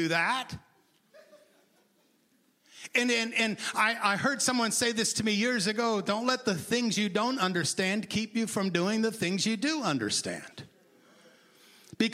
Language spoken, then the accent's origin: English; Maine, United States; I grew up in Maine